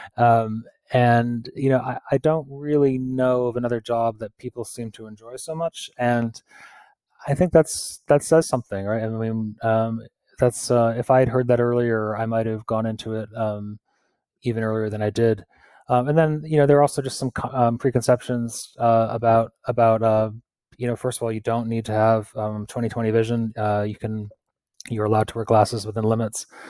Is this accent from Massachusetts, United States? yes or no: yes; Pittsfield, Massachusetts, United States; my hometown, uh, Pittsfield in Massachusetts